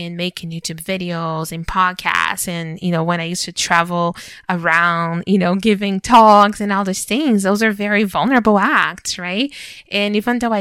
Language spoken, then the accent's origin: English; Brazil; moved away as an adult; now in Canada; So I was born and raised in Brazil. And I lived there until I was 21 years old